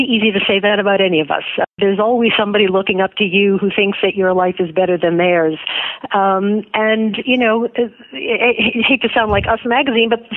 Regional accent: United States; I was born in America

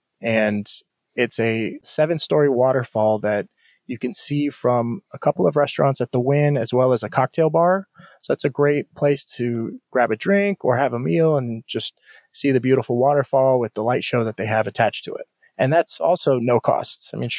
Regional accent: Chicago, Illinois, United States; So like, I came from Chicago, which had like obviously the best Chicago style pizza.

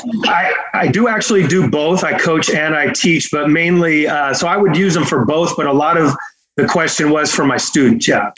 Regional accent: Fremont, California, United States; now in Fresno area, United States; I, I grew up, uh, in, in Fremont, so, uh, I was, I was right up over there

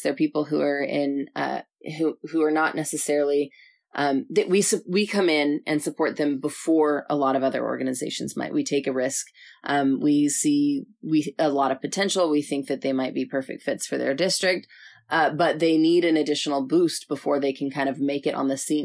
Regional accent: Southern California, United States; moved away; I'm from Southern California

